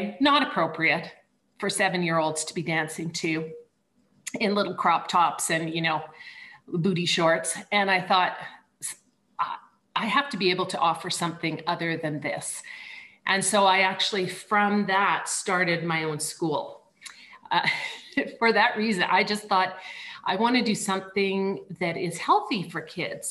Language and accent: English; Banff, Alberta, Canada; moved away; I'm from Canada and I grew up in a very small ski town called Banff